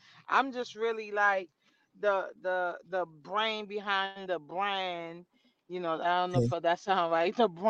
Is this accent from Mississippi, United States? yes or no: no; New York, United States; I'm from Brooklyn, too.